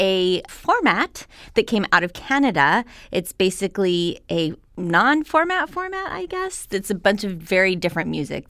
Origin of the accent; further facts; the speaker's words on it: Albuquerque, New Mexico, United States; I came from Albuquerque, New Mexico.